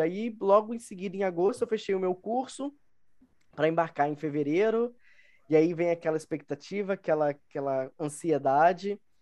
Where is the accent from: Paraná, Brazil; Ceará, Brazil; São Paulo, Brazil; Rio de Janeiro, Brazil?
Rio de Janeiro, Brazil; moved away as an adult; also born or lived in Dublin, Ireland; now in Minas Gerais, Brazil; sou do, do Rio de Janeiro. É, atualmente moro em Minas Gerais